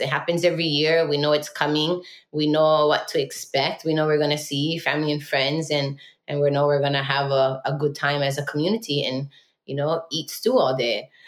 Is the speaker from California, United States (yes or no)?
no; King's Landing, Hawaii, United States; I was living on homestead lands and that I was Hawaiian and that we were living on Hawaiian homestead